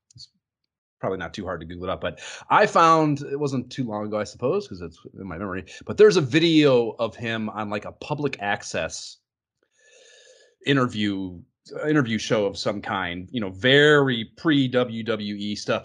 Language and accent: English; Oberlin, Ohio, United States; Oberlin, which is, uh, yeah, people have heard of the college. There's a little tiny town there too.